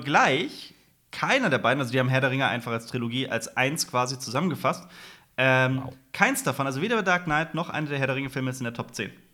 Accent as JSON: {"language": "German", "region": "West Germany", "country": "Germany", "said": "wir sind ja auch Westdeutsche"}